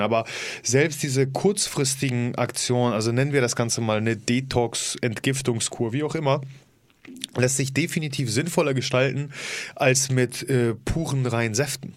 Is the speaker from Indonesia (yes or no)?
no; Poland; Für mich als Pole